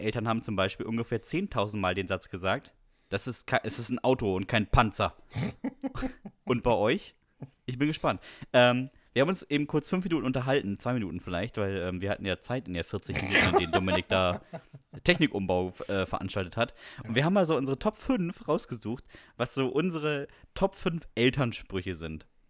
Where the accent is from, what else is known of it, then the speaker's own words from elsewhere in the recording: Bremen, Germany; Bei uns in Bremen